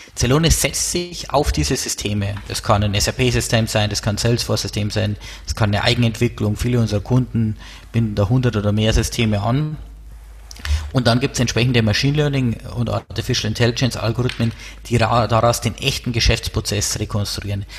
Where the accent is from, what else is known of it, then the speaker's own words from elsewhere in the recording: Erding, Bavaria, Germany; accent: Bavarian; now in Munich, Germany; wie man an meinem Dialekt hört, komme ich aus äh, Bayern, äh, genauer gesagt aus der Nähe von Erding